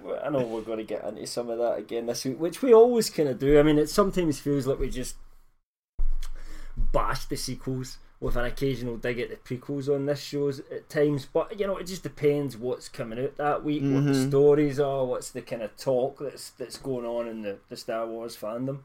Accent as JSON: {"language": "English", "country": "United Kingdom", "said": "I'm British"}